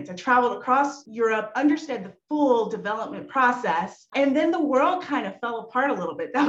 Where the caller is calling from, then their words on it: New York City, New York, United States; I'm dialing in from New York City, right here in the heart of Lincoln Center.